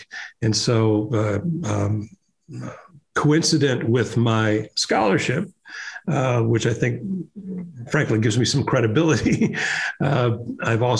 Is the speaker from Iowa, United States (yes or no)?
yes; Des Moines, Iowa, United States; moved away; I started writing op-ed pieces for my hometown newspaper, the Des Moines Register